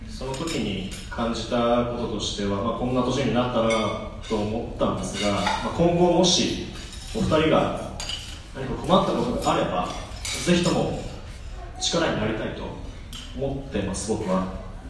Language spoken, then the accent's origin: Japanese; Hamamatsu, Shizuoka, Japan; 僕らが生まれ育った静岡県浜松市というところ